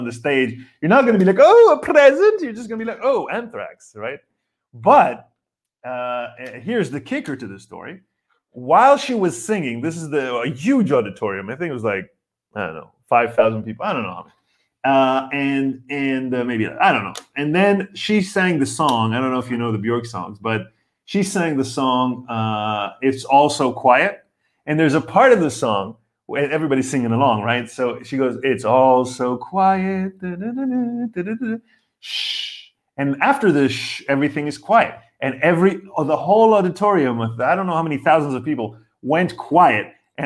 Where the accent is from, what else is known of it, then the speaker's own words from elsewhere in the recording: Israel; moved away; I grew up in Israel and my mom is Polish